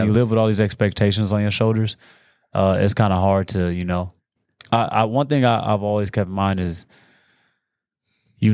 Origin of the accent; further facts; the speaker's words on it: Watts, California, United States; also born or lived in Gardena; So I was born in Watts, California. Technically Gardena, but I grew up in Watts my whole life.